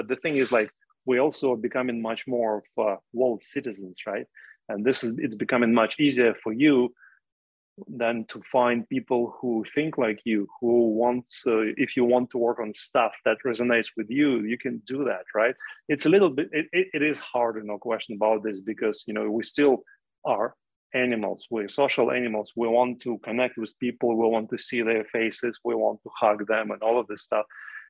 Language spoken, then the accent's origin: English; Russia; when I was growing up in the Soviet Union, for me, a tiny window into the outside world was my ability to listen to radio stations from outside of Russia, right?